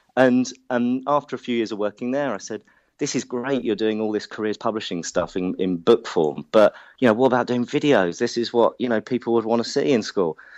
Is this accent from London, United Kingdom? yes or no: yes; London, United Kingdom; accent: Hackney; my Hackney accent